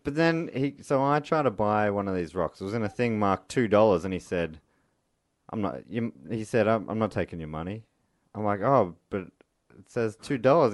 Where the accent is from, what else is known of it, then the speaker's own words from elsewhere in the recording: Melbourne, Victoria, Australia; because we're from Melbourne, or some of us